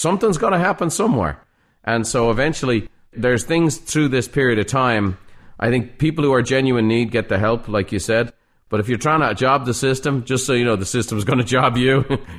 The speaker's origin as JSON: {"language": "English", "country": "Ireland", "tie": "born or raised there", "moved": "yes", "said": "Growing up in Ireland, you know, I talk to home all the time. I was talking to Ireland this morning. My family's still back there."}